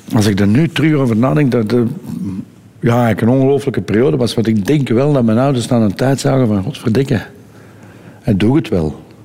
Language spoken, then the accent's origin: Dutch; Edegem, Flanders, Belgium; opgegroeid in Edegem, wat, wat toen nog eigenlijk een beetje een landelijke gemeente was.